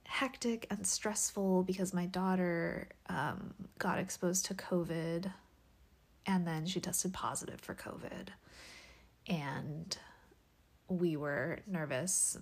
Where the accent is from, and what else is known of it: Washington, United States; born or raised there; now in California, United States